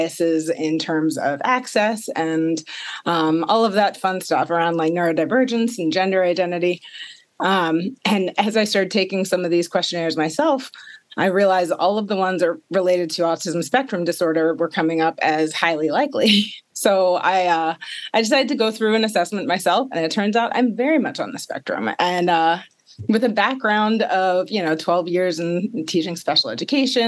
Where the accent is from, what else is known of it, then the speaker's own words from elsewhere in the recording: Maryland, United States; born and raised in Maryland